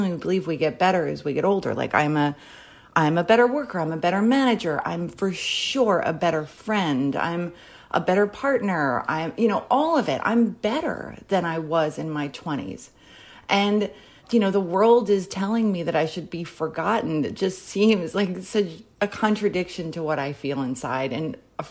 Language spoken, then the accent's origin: English; Philadelphia, Pennsylvania, United States; also born or lived in New York; now in Los Angeles, United States; I'm originally from Philadelphia